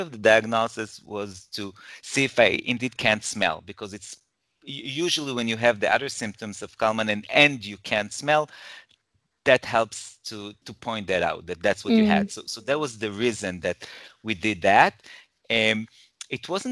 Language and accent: English; Jerusalem, Jerusalem District, Israel; also born or lived in Toronto, Canada; now in Herzliya, Israel; So I'm originally from Israel and I currently live in Israel. I was born in Jerusalem.